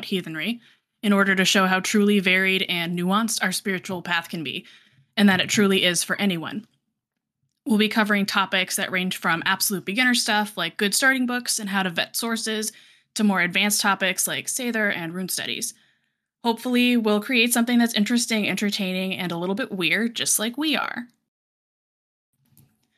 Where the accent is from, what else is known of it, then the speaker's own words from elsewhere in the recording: Colorado, United States; now in South Georgia, United States; I'm from Colorado originally, but I'm currently living in South Georgia.